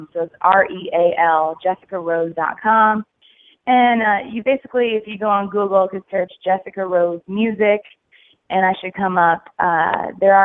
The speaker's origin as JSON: {"language": "English", "region": "New York", "country": "United States", "moved": "as an adult", "lives_now": "Nashville, United States", "said": "I'm originally from New York"}